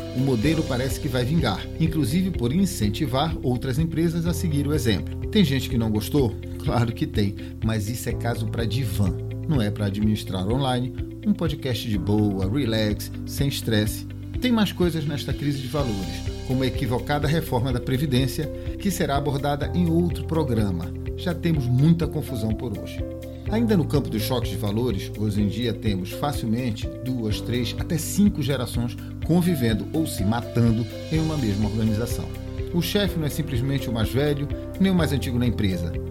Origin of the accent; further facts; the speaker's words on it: Pará, Brazil; Como bom paraense